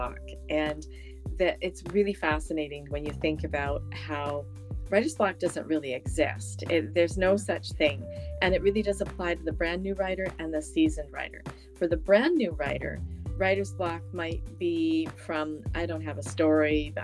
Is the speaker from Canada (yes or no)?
yes; Canada; I'm from Canada